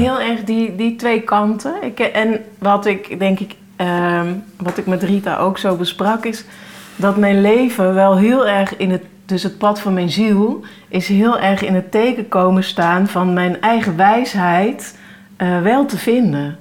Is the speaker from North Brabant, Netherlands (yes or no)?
yes; North Brabant, Netherlands; ik kom uit Brabant